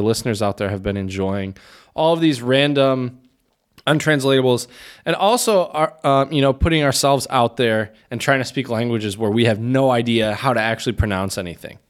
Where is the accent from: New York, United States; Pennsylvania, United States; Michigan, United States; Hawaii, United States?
Michigan, United States; As a Midwesterner and, you know, spent, what, twenty-five of my twenty-seven years in Michigan